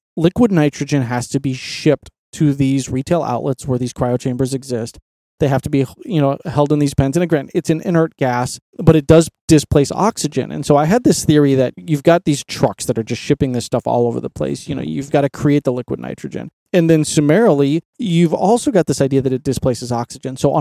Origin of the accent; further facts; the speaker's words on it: Colorado, United States; growing up in Colorado, my Uncle Bob and I would always go camping